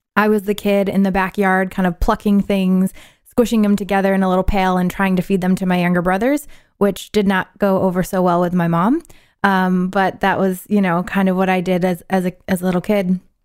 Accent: Syracuse, New York, United States; moved away; I'm originally from New York, upstate New York, Syracuse

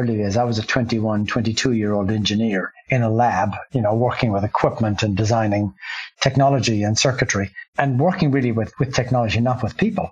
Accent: Ireland; moved away as an adult; I grew up in Ireland

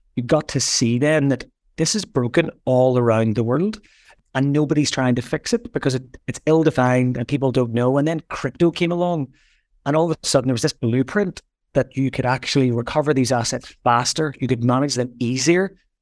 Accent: Belfast, Northern Ireland, United Kingdom; I grew up in Belfast. I grew up sort of in the middle of the troubles

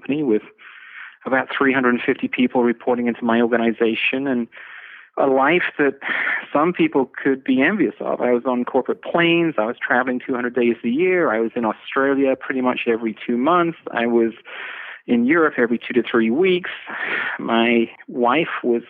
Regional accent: England, United Kingdom; I'm from England. You know, when I grew up, there was no internet

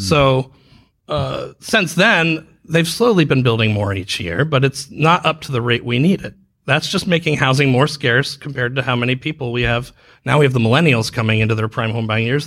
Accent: Dayton, Ohio, United States; now in Orlando, United States; I'm from Dayton

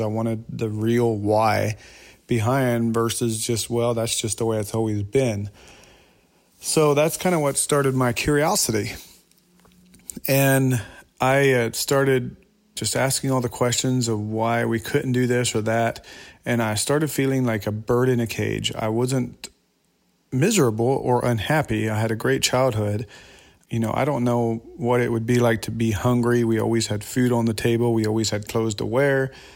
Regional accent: Kentucky, United States; also born or lived in Lancaster, Pennsylvania; my dad moved to Kentucky when I was nine years old

